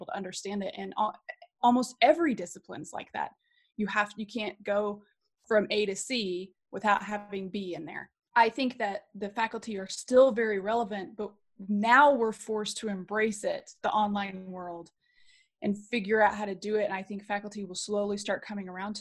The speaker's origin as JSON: {"language": "English", "region": "Oklahoma", "country": "United States", "tie": "born or raised there", "said": "I grew up in Oklahoma"}